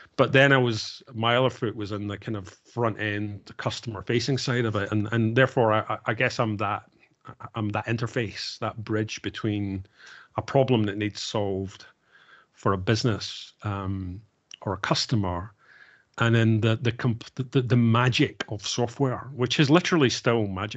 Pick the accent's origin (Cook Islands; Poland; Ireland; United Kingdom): United Kingdom; Glasgow, Scotland; I grew up in Glasgow